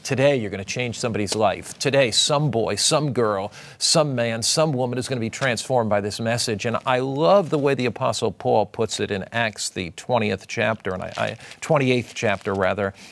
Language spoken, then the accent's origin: English; United States; I was brought up on the Atlantic Ocean in Long Island Sound